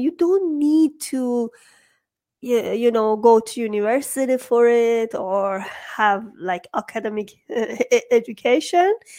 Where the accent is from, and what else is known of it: Iran